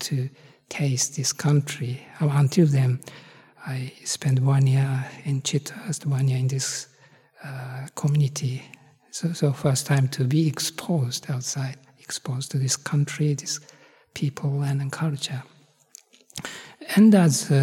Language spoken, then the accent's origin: English; Japan; moved away; I come from Japan